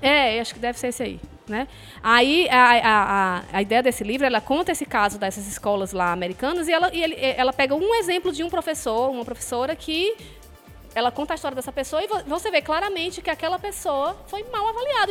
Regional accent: Fortaleza, Ceará, Brazil; now in Quixadá, Brazil; Eu sou de Fortaleza

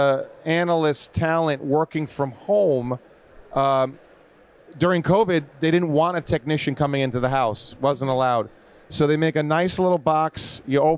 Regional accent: New York, United States; moved away as an adult; now in California, United States; So I grew up in New York

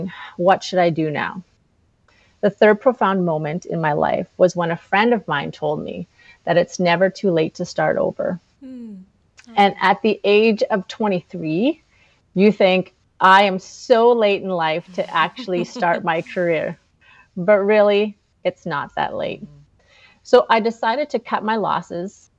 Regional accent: Flin Flon, Manitoba, Canada; moved away as an adult; also born or lived in Winnipeg; I was born and raised in Flin Flon, Manitoba

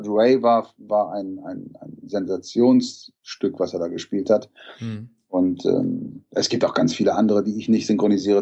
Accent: Hamburg, Germany; Ich bin eigentlich aus Hamburg

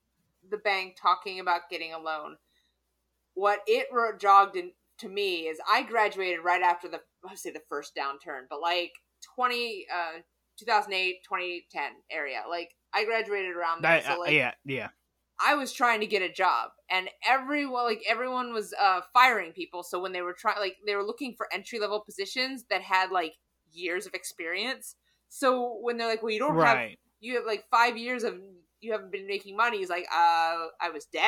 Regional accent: the South, United States; I'm from the South.

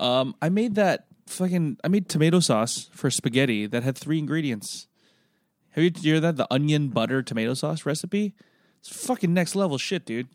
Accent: Philippines; now in Singapore; I'm from the Philippines

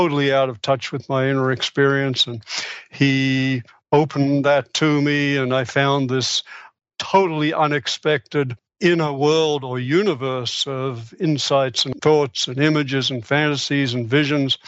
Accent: Australia; moved away as an adult; I was born in Australia. I came over here to do my, went through medical school in Australia, came over here to do specialty training in psychiatry.

